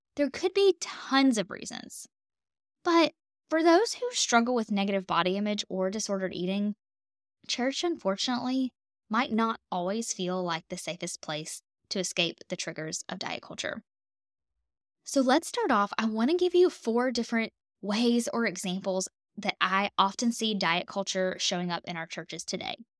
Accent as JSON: {"language": "English", "region": "the South", "country": "United States", "said": "I'm a Southern girl. I'm from the South"}